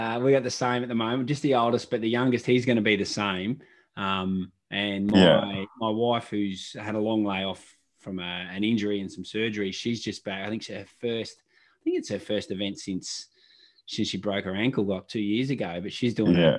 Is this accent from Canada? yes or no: no; Wangaratta, Victoria, Australia; I was born in Wangaratta